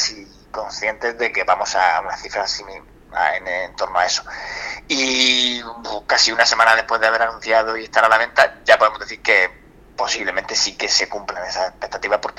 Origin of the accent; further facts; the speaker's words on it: Alhama de Murcia, Region of Murcia, Spain; also born or lived in Madrid; soy de la región, no soy de Cartagena, pero soy alameño, soy